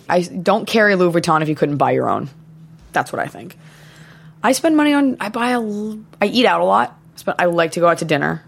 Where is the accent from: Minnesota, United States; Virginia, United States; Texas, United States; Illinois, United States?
Texas, United States; Dallas; moved away as an adult; also born or lived in Boston; growing up in Dallas, Texas